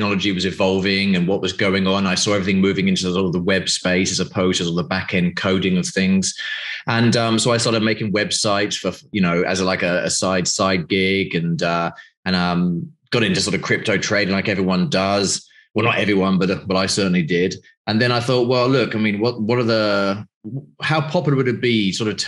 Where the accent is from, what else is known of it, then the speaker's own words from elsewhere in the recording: United Kingdom; moved away as an adult; now in Greece; I'm obviously from the UK, as you know, from my accent